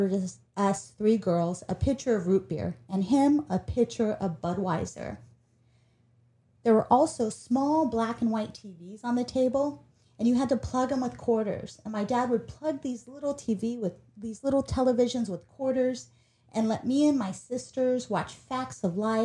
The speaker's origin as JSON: {"language": "English", "town": "Ontario", "region": "California", "country": "United States", "tie": "born or raised there", "said": "I grew up right here in Ontario, California, where the studio sits"}